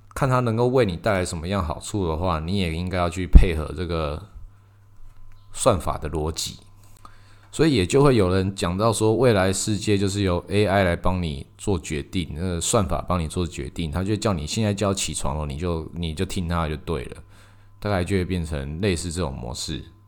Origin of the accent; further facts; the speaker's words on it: Taiwan; 我们台湾人